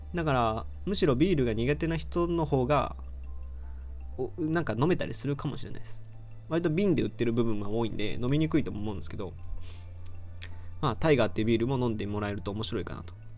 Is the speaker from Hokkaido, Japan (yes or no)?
no; Aichi, Japan; 僕は愛知県出身なんですけど